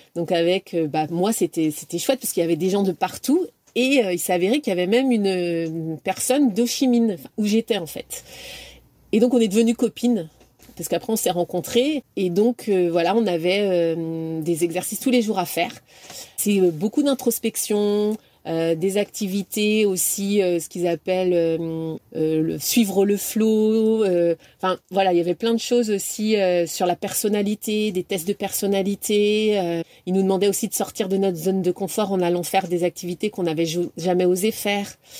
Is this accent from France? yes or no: yes; Brittany, France; moved away as an adult; also born or lived in Amiens / Paris / Qatar / United States; je suis bretonne